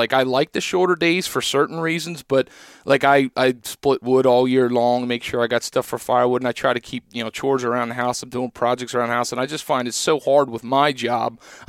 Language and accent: English; Pennsylvania, United States; Like I'm from Southeast Pennsylvania. We have, ridge, plateau, valley.